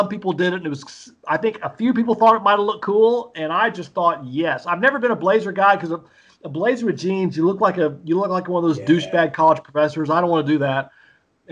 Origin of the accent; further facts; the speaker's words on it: Mississippi, United States; accent: Southern; now in Indiana, United States; I grew up in Mississippi, everybody's speaking Southern, so I speak it too